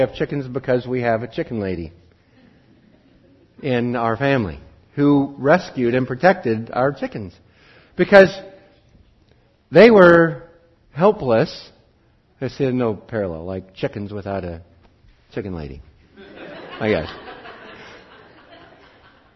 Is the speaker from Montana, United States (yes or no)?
yes; Wheatland County, Montana, United States; I grew up in Wheatland County, and the school that was closest to us, our rivals in football, their mascot was the sheep herders